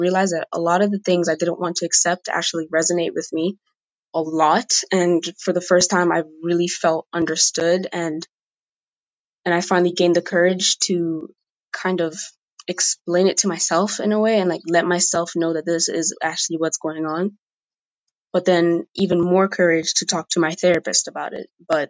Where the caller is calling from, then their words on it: Mozambique; Hey, Molly. … I'm recording from Mozambique, and I'm also 15